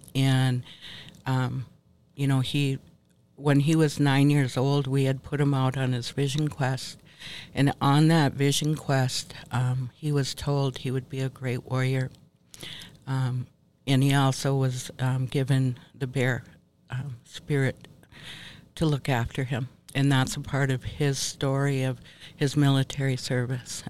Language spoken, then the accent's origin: English; Minnesota, United States; moved away as an adult; also born or lived in Ontario, Canada; now in Bad River, United States; I was um, born and raised here in Minnesota. Um, spent most of my life, um, young life, in Minnesota